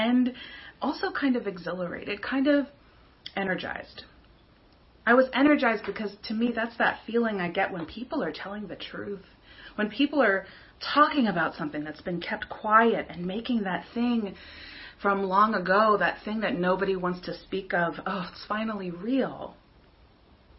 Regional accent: King of Prussia, Pennsylvania, United States; that town, my town, growing up in King of Prussia

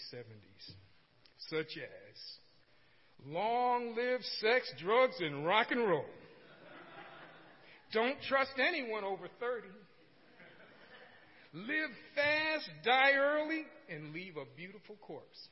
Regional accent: Norwalk, Connecticut, United States; also born or lived in New Rochelle, New York; I was born on November 26, 1946, in New Rochelle, New York. I grew up in Norwalk, Connecticut, a small city located on Long Island Sound

